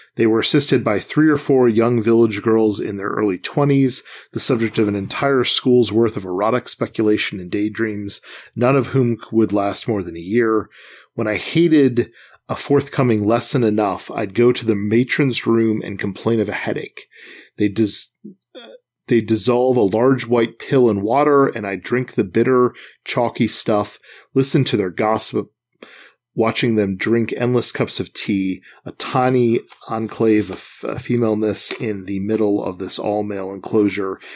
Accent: Midwest, United States; growing up in the Midwest and going to public schools

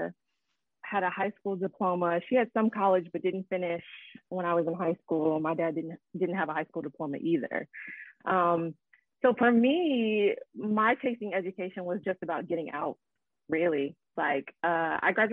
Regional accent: Markham, Illinois, United States; I'm from Chicago, right outside of Chicago, actually, a place called Markham, Illinois

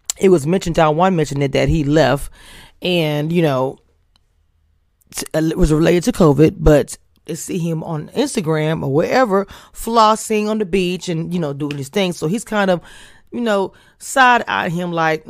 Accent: Louisiana, United States; I'm from Louisiana

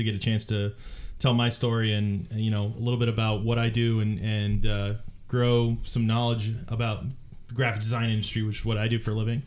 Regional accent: San Francisco Bay Area, California, United States; moved away as an adult; now in Portland, United States; I grew up in the San Francisco Bay Area

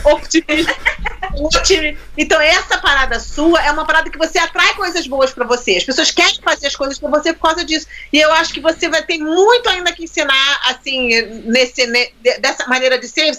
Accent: Brazil; moved away; Aprendi na escola no Brasil

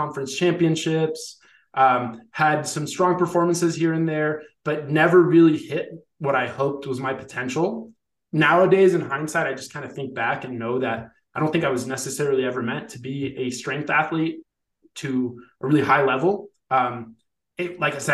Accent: Colombia; moved away; also born or lived in Ithaca, New York; go back home to my home country in Colombia

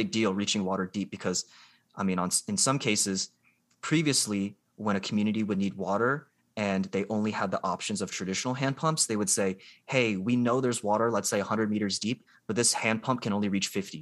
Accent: Columbus, Ohio, United States; also born or lived in Georgia; I'm from Columbus, Ohio. I grew up here

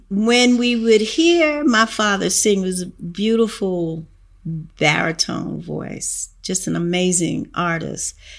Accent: New York, United States; also born or lived in North Carolina; the first five years of my life, I'm a New Yorker

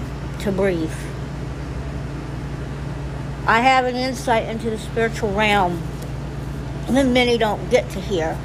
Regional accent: United States; this is my home. I was born in Lawrence County. My birth certificates show I'm from Lawrence County

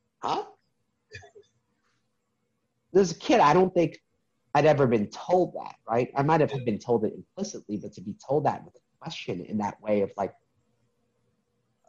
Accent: New York City, New York, United States; I was in the process of applying for a magnet middle school in New York City

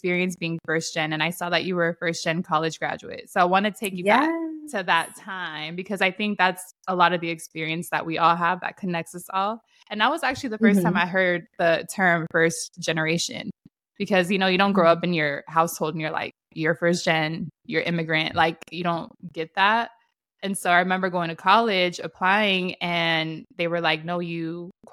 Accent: San Diego, California, United States; growing up in San Diego, out of all places, like right next to Mexico

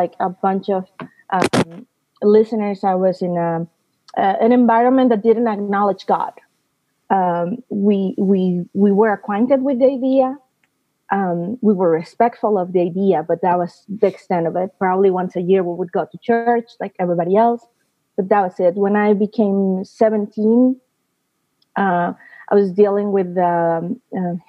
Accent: Veracruz, Mexico; English is a second language; moved away as an adult; now in United States; coast of Mexico for those who are listening and not familiar with Mexican geography. It's in the center of the Gulf, and that means that my life and my upbringing was surrounded of music, delicious food, and ocean.

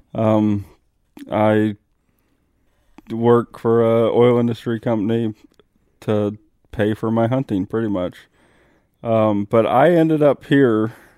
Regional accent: Midwest, United States; moved away; also born or lived in Arizona; growing up as a Midwesterner

